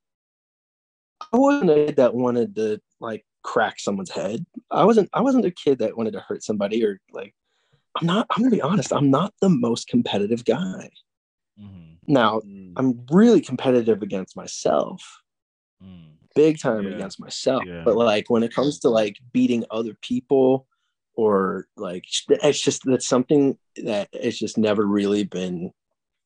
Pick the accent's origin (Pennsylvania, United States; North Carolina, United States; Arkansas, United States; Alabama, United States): Pennsylvania, United States; south central; accent: twang; moved away as an adult; also born or lived in Chicago; I'm from Pennsylvania. But really, like, there's a little bit of a twang in our voices